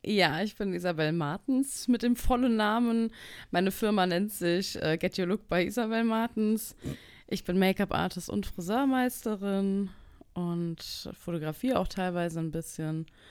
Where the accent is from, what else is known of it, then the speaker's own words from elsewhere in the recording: Frankfurt, Hesse, Germany; Ich komme aus Frankfurt